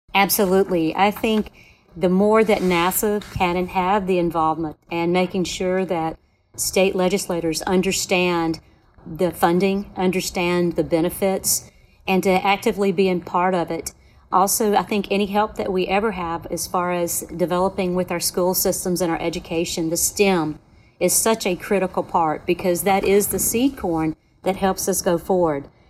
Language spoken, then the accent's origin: English; Alabama, United States; I'm always proud of my home state